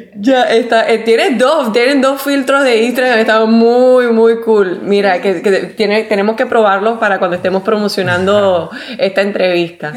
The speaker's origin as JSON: {"language": "Spanish", "country": "Puerto Rico", "said": "yo soy puertorriqueña"}